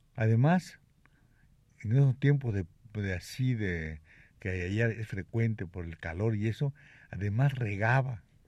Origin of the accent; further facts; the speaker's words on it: Mexico; moved away; also born or lived in Cuba; yo no soy gallego. ¿Y qué eres? Me dijo, mexicano